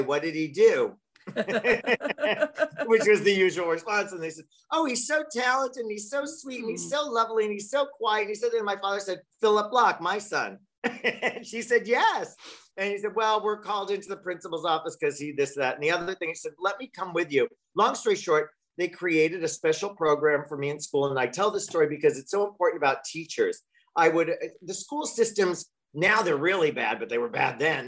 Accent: Long Island, New York, United States; I grew up in Long Island. I was a kid in Long Island

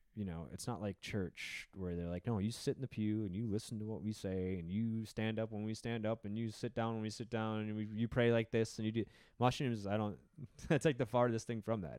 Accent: Wisconsin, United States; I grew up in Wisconsin where the drinking culture was very strong

